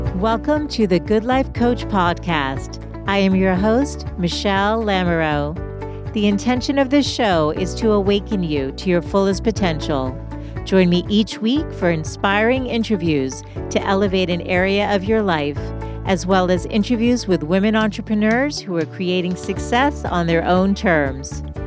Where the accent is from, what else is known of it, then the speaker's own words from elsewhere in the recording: Boston, Massachusetts, United States; I grew up in Boston